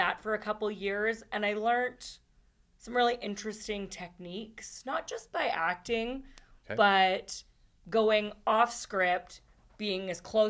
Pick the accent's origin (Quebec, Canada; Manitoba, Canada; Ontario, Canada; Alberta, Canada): Alberta, Canada; Edmonton; also born or lived in Winnipeg / Morinville / British Columbia; It's been back and forth from Edmonton and BC.